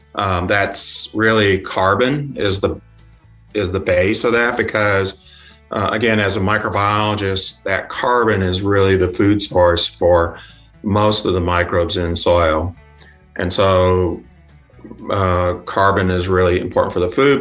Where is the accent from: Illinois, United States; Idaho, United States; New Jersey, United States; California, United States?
Illinois, United States; Yorkville; moved away; also born or lived in Kansas; came from a small town. It's called Yorkville. It's about an hour and a half drive from Chicago.